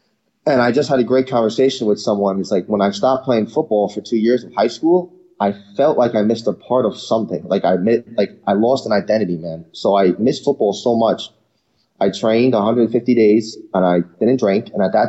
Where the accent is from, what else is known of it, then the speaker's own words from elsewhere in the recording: New York, United States; I was born again in Rockland County, New York.